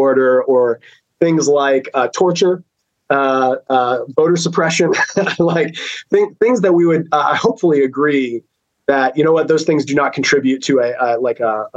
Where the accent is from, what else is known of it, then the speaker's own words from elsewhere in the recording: United States; as an American